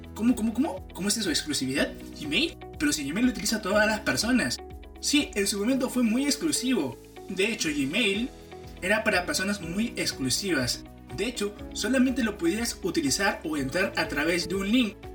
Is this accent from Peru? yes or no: yes; Peru; en mi país